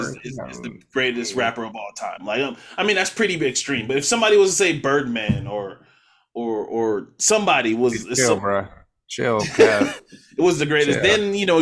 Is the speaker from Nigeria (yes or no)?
no; West Coast, United States; And I'm like, I'm from the West Coast. That's my guy.